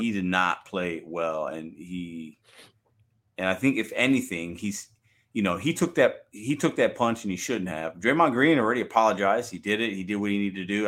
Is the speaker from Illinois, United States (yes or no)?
yes; Chicago, Illinois, United States; that's my hometown team